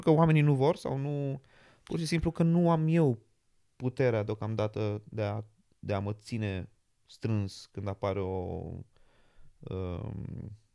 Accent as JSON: {"language": "Romanian", "country": "Romania", "moved": "yes", "lives_now": "London, United Kingdom", "said": "sunt român"}